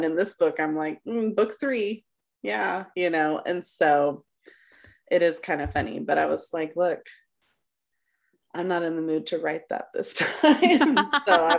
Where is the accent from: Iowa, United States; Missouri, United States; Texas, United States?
Texas, United States; When I was in high school, I was on a dance squad, and I live in Texas. So, you know, Texas football is king